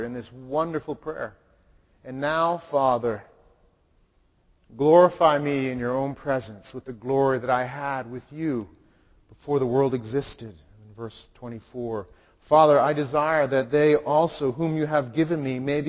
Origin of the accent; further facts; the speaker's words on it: Wellesley, Massachusetts, United States; also born or lived in Boston / Chelmsford; now in Haverhill, United States; I was born in Boston, lived in Chelmsford, grew up in Wellesley